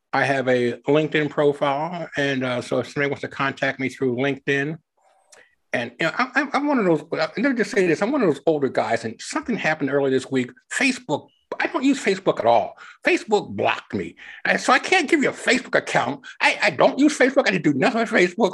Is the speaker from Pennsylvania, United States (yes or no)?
yes; Philadelphia, Pennsylvania, United States; moved away as an adult; also born or lived in Ohio; now in Evansville, United States; I was originally born and raised in the Philadelphia area